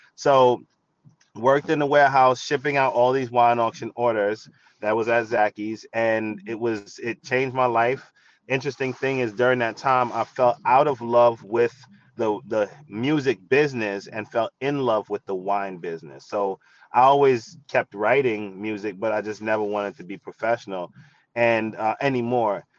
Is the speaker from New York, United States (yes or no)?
yes; New York City, New York, United States; I grew up in the Bronx, New York, surrounded by hip hop